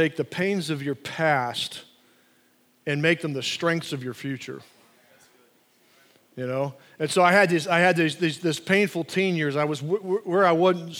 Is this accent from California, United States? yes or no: no; Atlanta, Georgia, United States; growing up in Atlanta